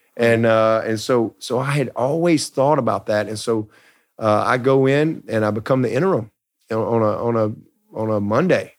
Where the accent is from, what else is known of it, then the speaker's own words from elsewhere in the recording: Alabama, United States; I grew up in Alabama, baby of three boys